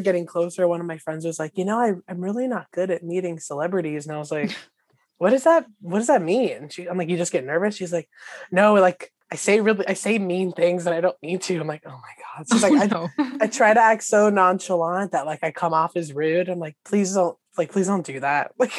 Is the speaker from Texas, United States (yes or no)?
no; Los Angeles, California, United States; I didn't get to say I was from LA and be like, I'm an actor.